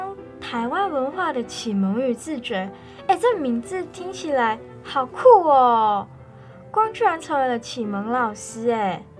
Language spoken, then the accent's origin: Chinese; Malaysia; 在我的家乡马来西亚，虽然少有我了解到的光艺术，但是我们也有不同的街头艺术。让我觉得他们有在点亮马来西亚的各个城市